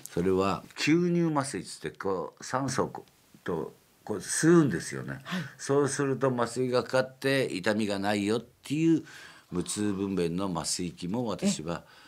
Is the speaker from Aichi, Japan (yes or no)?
no; Ota, Gunma, Japan; born or raised there; also born or lived in Kyoto